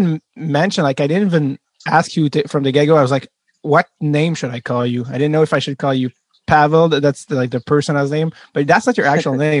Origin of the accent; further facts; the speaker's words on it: Montreal, Quebec, Canada; as a French Canadian kid growing up in Montreal